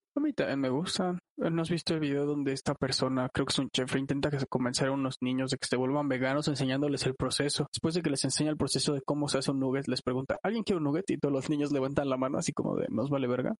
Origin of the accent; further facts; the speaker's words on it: Chilango, Mexico City, Mexico; somos chilangos